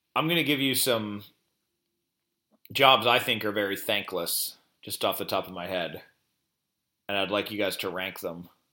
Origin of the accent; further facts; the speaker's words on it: Pennsylvania, United States; my life growing up in Pennsylvania